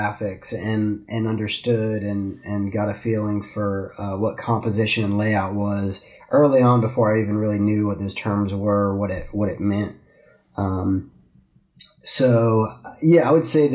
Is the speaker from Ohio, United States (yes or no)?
no; DeLand, Florida, United States; I was born and raised in a little town in Central Florida called DeLand between Daytona Beach and Orlando.